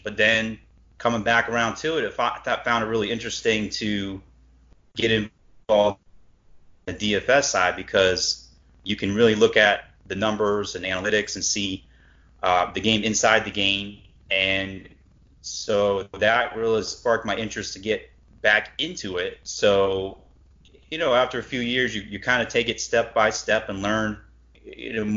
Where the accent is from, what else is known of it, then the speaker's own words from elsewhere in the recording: Cleveland, Ohio, United States; growing up in Cleveland